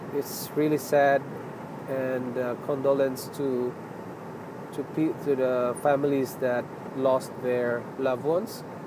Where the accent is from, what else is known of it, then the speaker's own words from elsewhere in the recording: Philippines; now in Toronto, Canada; I'm a Filipino.